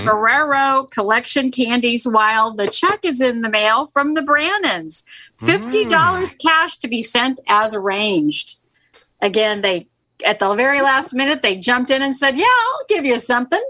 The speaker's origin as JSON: {"language": "English", "region": "Missouri", "country": "United States", "said": "Yeah. I'm from Missouri. Show me."}